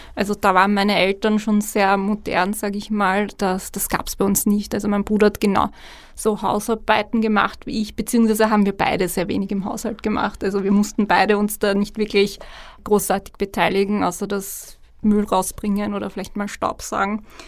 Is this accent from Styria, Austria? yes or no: no; Vienna, Austria; ich bin in Wien geboren, in Österreich geboren